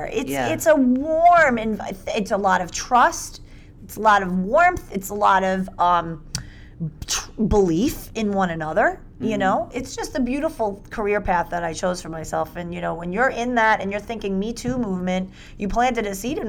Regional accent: New York City, New York, United States; I'm 49 years old. I'm a hugger. I'm from New York City. I mean, I'm a Brooklyn girl.

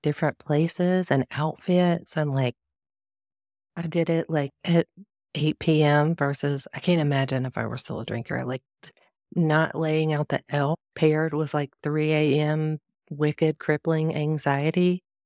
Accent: the South, United States; I'm from the South

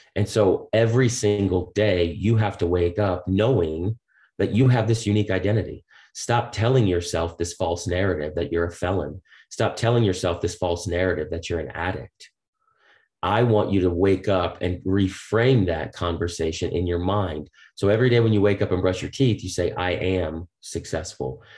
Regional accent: Boston, Massachusetts, United States; I grew up on the East Coast in Boston

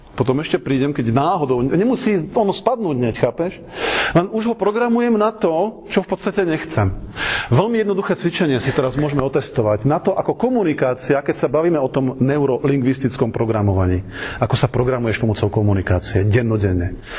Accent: Slovakia; sme tu Slováci sami

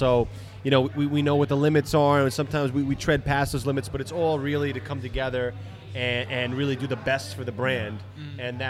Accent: New York City, New York, United States; we're from Queens.

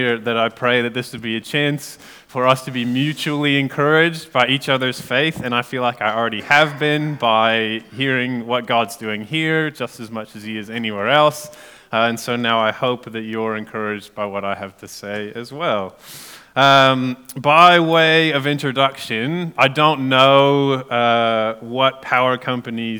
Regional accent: United States; moved away as an adult; now in Gore, New Zealand; I'm American

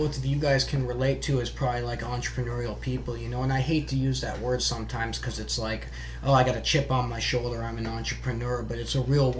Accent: Fairbanks, Alaska, United States; I'm from Fairbanks.

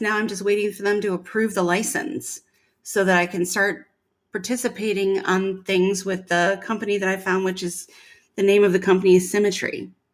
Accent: Midwest, United States; moved away; I was from the Midwest

